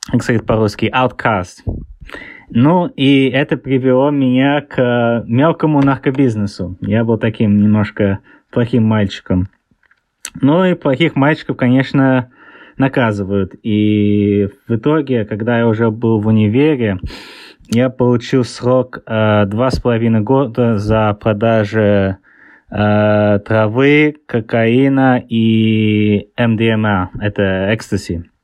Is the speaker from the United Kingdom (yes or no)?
yes; England, United Kingdom; also born or lived in Saint Petersburg, Russia; А, я, я родился в Питере, но тогда еще был э, Ленинград. А, мы там переехали вокруг мира и оказались в Англии. Я большинство жизни э, провел в Англии, поэтому у меня акцент такой странный.